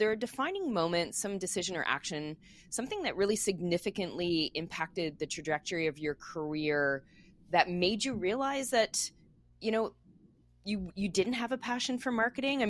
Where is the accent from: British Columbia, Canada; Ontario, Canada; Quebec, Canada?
Quebec, Canada; moved away; I grew up in Quebec, so I speaking French and English, so I mix my idioms all the time.